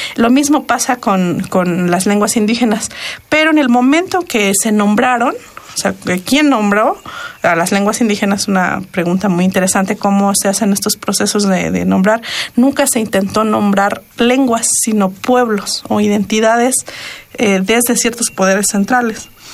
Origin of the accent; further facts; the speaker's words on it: Sierra Norte de Oaxaca, Mexico; la parte más hacia el norte, que es mi pueblo, que está en, Oaxaca, en la Sierra Norte de Oaxaca